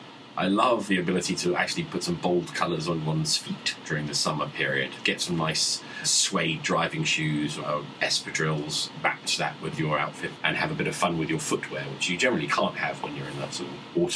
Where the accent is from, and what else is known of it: United Kingdom